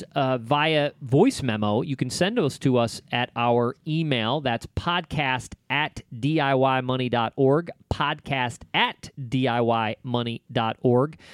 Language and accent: English; Rochester, New York, United States; I'm from upstate New York. I'm from Rochester, New York, home of craziness.